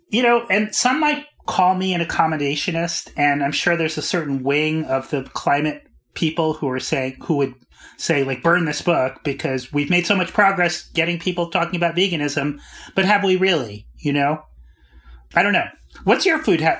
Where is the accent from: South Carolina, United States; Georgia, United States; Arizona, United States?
Arizona, United States; No, I'm from the Southwest, Arizona.